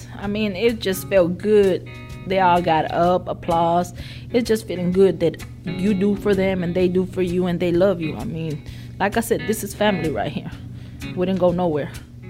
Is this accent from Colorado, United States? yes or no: no; Weslaco, Texas, United States; moved away as an adult; also born or lived in Mexico; now in Yazoo City, United States; I've been here 20 years at Simmons. I was born in Mexico, but I was raised in West Laco, Texas. When I was 19, they brought us over here to Simmons on a working contract